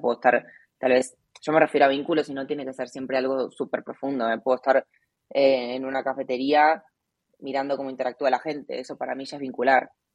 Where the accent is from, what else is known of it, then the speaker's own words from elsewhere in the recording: Argentina; moved away as an adult; also born or lived in Asia; Hace cinco años me fui de Argentina y hace uno vivo viajando por Asia